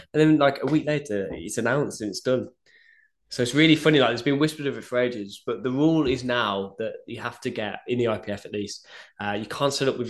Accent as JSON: {"language": "English", "country": "United Kingdom", "said": "yeah, I'm British."}